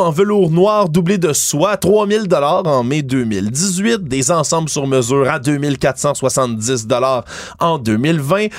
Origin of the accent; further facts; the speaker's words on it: Montreal, Quebec, Canada; en tant que Montréalais